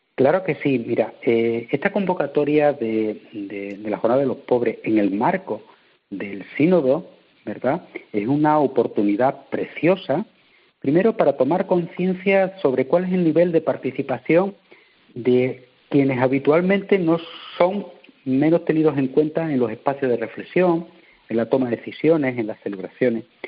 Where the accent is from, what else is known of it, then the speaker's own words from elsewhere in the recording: Badajoz, Extremadura, Spain; en Badajoz, de donde soy donde soy diocesano, ¿eh? de la de Badajoz